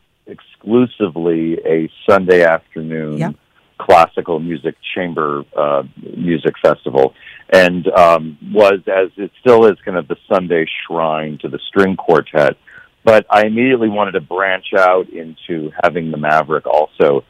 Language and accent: English; Westport, Connecticut, United States; I grew up in Westport, Connecticut